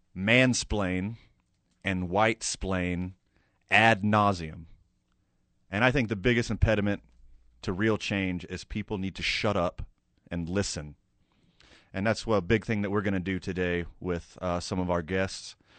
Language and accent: English; Houston, Texas, United States; now in Albuquerque, United States; I grew up right outside of Houston, Texas